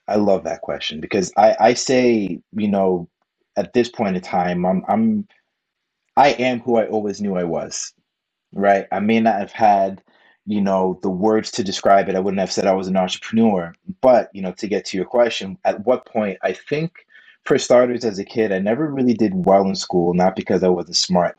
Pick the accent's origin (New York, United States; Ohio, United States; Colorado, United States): New York, United States; moved away; I'm a New Yorker, you know, so I'm used to a, different type of pace